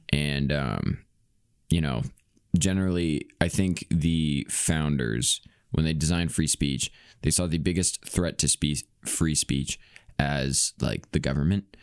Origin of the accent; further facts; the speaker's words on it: Iowa, United States; I'm from Iowa, though I'm not from farm area